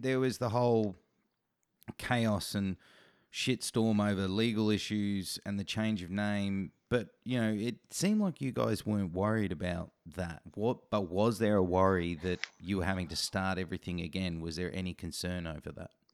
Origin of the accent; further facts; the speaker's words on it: Australia; as an Australian